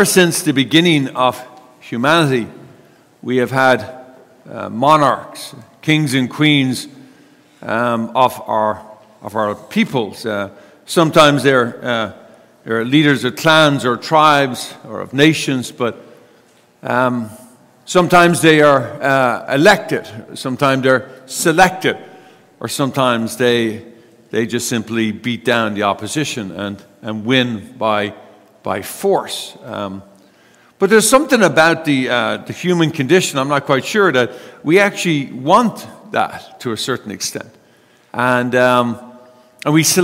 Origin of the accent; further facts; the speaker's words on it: United States; we're American